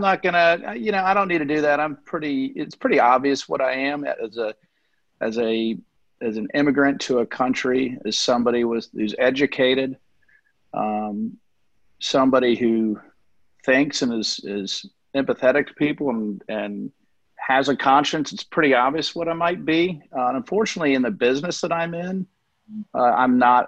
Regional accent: Memphis, Tennessee, United States; also born or lived in Canada; now in Sarasota, United States; I grew up in Memphis, Tennessee

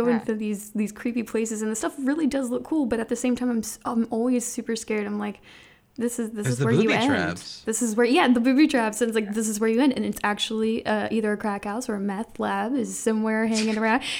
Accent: Ohio, United States; I grew up in Ohio, but, you know, right across the river

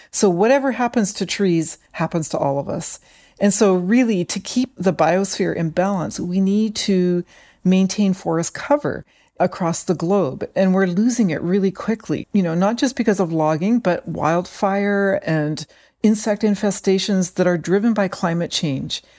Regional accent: British Columbia inland rainforest, Canada; I grew up in what are called the inland rainforests

